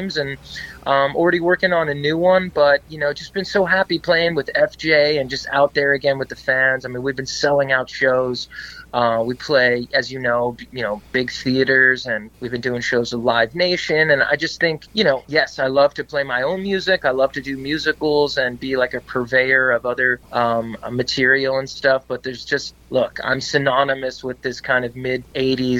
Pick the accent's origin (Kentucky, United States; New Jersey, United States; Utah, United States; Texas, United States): New Jersey, United States; Wyckoff; also born or lived in Brooklyn, New York / New York City / Boston; I was born in Brooklyn, but I grew up in New Jersey, in Wyckoff, New Jersey